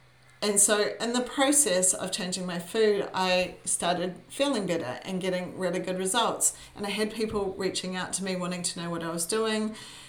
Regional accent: New Zealand; now in Brisbane, Australia; I am a Kiwi. I was born in New Zealand. I have lived more of my life here in sunny Brisbane, which is where I live with my husband

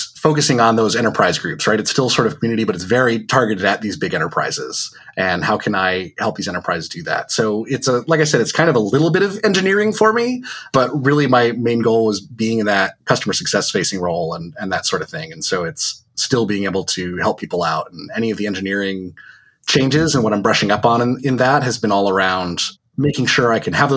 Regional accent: Connecticut, United States; moved away as an adult; now in Vermont, United States; I grew up in Connecticut and only just recently in summer of 2019 moved up to Vermont

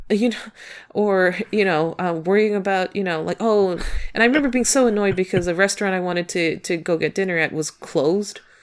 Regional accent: United States; as an American

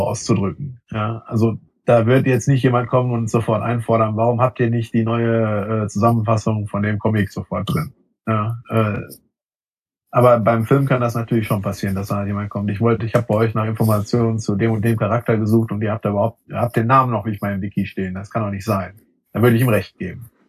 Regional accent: Sauerland, North Rhine-Westphalia, Germany; mir als Sauerländer

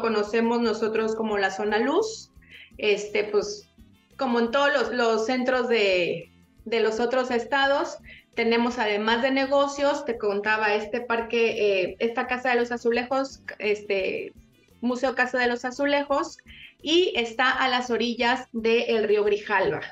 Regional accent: Tabasco, Mexico; aquí somos primos, compadres, hermanos

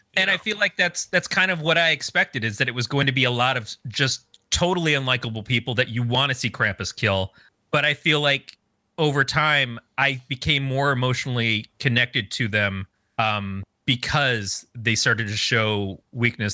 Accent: Michigan, United States; I grew up in Michigan as a teenager.

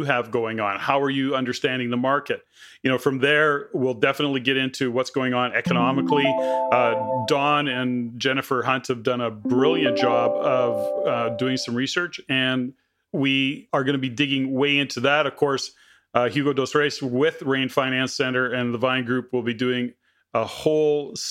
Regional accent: Edmonton, Alberta, Canada; I was born and raised in Edmonton, Alberta

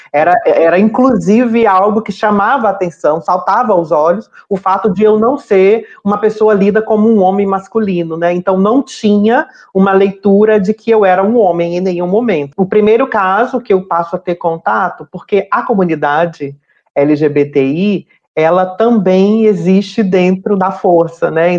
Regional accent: Fortaleza, Ceará, Brazil; now in Rio de Janeiro, Brazil; Eu sou natural de Fortaleza, no Ceará

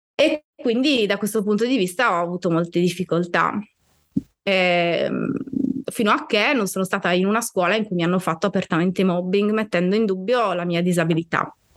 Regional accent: Sardinia, Italy; moved away as an adult; also born or lived in Bologna / Florence; io eh, sono nata in Sardegna, ma sono anche cresciuta in Sardegna, nel senso che sono andata via che ero grande, avevo 28 anni

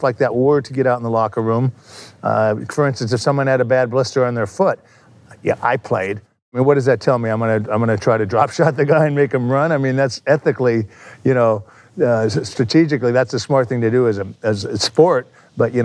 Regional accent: Los Angeles, California, United States; I grew up in the San Fernando Valley. That's about 10 miles from here

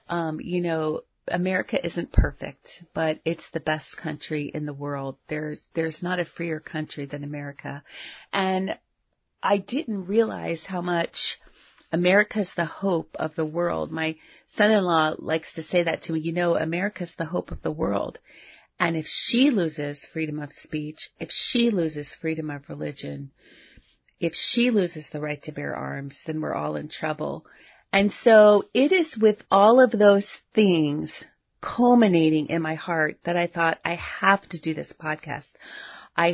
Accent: South Florida, United States; also born or lived in Venezuela; I also grew up having friends that were Cubans. I grew up in South Florida, and I met people who were on rafts and escaped from Cuba to the Keys or to Miami on rafts

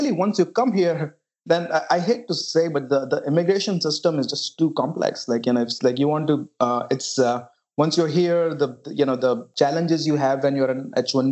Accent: India; moved away as an adult; now in United States; I grew up in a small town in India

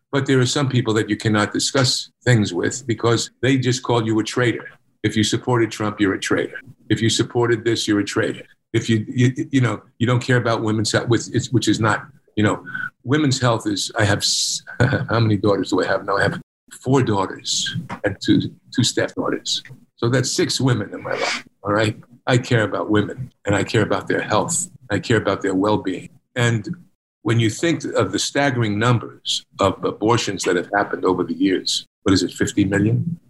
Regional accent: United States; being Italian American

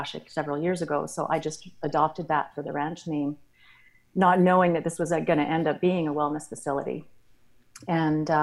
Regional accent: Alberta, Canada; moved away as an adult; also born or lived in Australia; now in Kamloops, Canada; I was born in Australia and moved around the world and grew up in Alberta.

